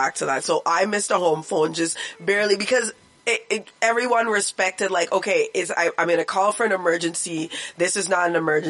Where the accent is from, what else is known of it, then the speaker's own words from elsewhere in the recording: Canada; also born or lived in Western Canada; as a Canadian